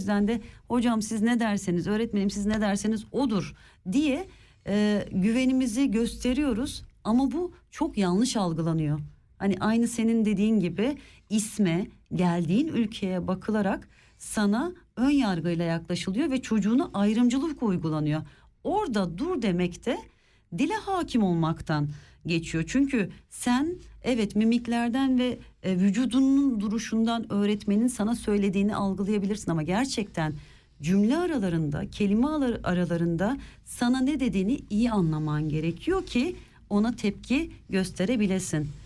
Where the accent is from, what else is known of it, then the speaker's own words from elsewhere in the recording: Germany; born there; Ben buradayım, burada doğdum ve biliyorum.